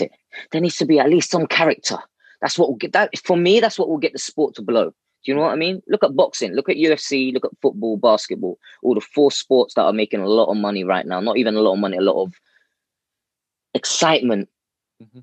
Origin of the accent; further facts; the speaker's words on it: London, United Kingdom; I'm born in the UK, born and bred in London. Uh, central London as, as well.